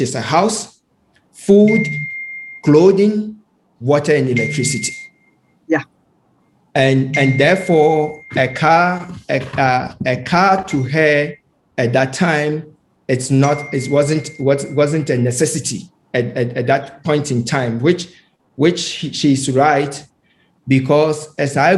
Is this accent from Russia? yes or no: no; Ghana; when I was a child, as growing up in Ghana, my mom was the secretary